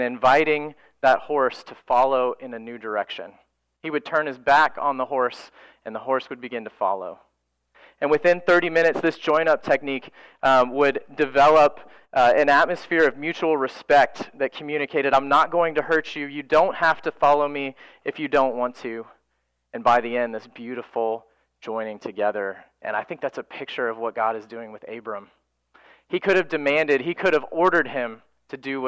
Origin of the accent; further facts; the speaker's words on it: Florida, United States; For my wife and I, we grew up in Florida